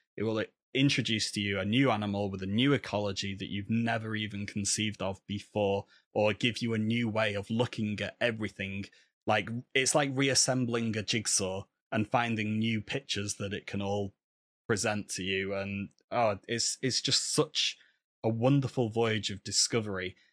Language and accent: English; Manchester, North West England, United Kingdom; I'm from Manchester, just down the road from Manchester United